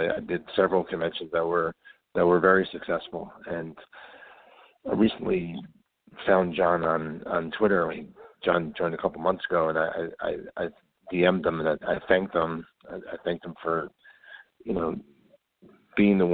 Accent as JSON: {"language": "English", "region": "New Jersey", "country": "United States", "said": "I'm from New Jersey, so up in this area"}